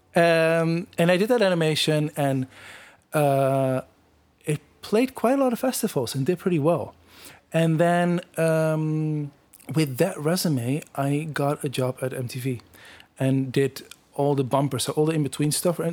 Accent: Netherlands; moved away as an adult; now in Toronto, Canada; I grew up in the Netherlands in um, a village like 30 kilometers outside of Amsterdam.

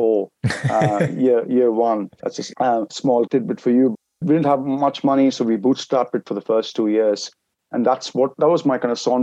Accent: India; moved away; I'm originally from India

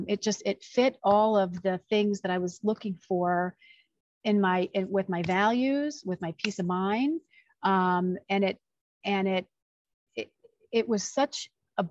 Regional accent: Chicago, Illinois, United States; moved away as an adult; also born or lived in Los Angeles, United States; now in Arizona, United States; I'm originally from the Chicagoland area, but found Arizona to be a home

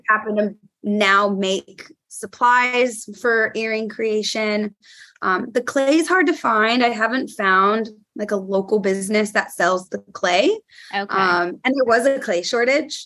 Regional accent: California, United States; now in New York, United States; I'm from California

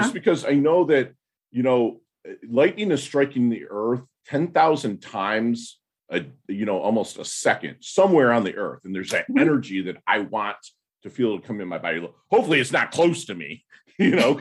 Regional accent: Midwest, United States; I'm from the Midwest

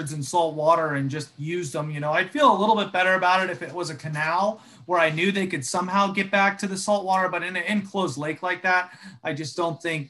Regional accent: Jacksonville, Florida, United States; now in South Florida, United States; I grew up in Jacksonville

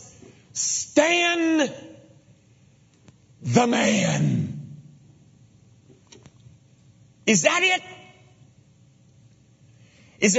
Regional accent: Memphis, Tennessee, United States; I was raised in Memphis as a baseball player

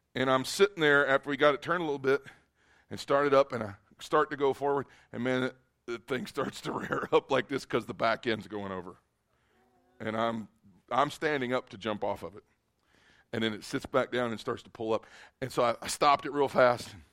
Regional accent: Kentucky, United States; moved away; I am a redneck from Kentucky, born and raised

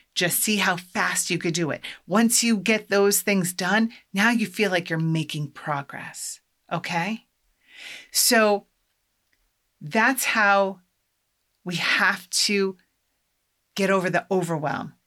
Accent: Iowa, United States; now in Massachusetts, United States; I'm from Iowa

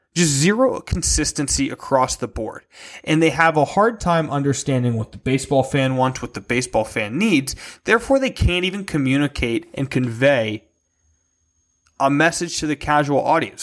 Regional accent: Philadelphia, Pennsylvania, United States; I grew up in the Philadelphia market

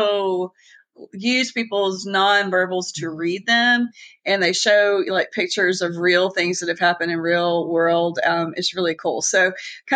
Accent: the South, United States; accent: southern; our southern accents.

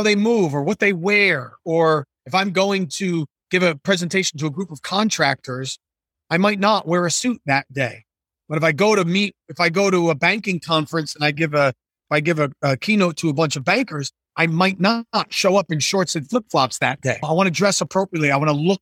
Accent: New Jersey, United States; I'm from New Jersey

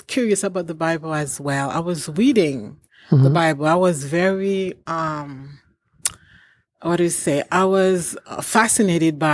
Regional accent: Haiti; also born or lived in Georgia; now in Thief River Falls, United States; I was born in Haiti

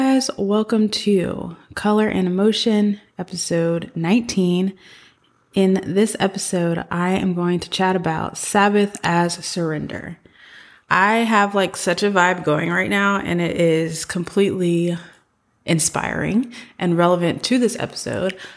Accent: the South, United States; moved away as an adult; also born or lived in San Francisco / East Coast; I am from the South. I'm, like, a country rural person at heart, and I love having grown up in the South.

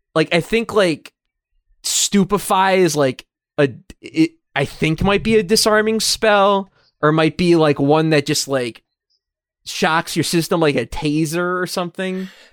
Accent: United States; we're American

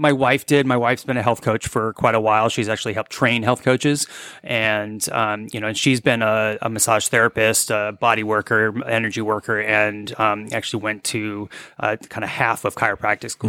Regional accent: New England, United States; moved away as an adult; also born or lived in Vermont; now in Dahlonega, United States; I'm originally from New England

